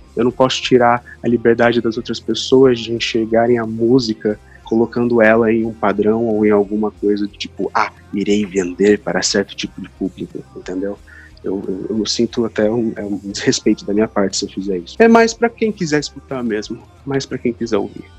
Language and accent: Portuguese; Londrina, Paraná, Brazil; also born or lived in Curitiba; Eu nasci em Londrina, aqui mesmo, no Paraná.